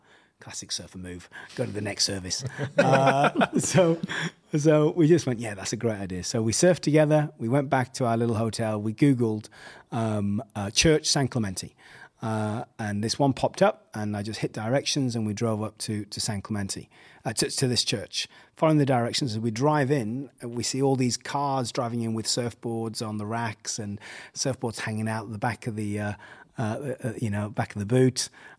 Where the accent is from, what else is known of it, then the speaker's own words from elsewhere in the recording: England, United Kingdom; accent: English; now in Hossegor, France; And I said, oh, well, I'm not from around here. Obviously, my English accent gave it away.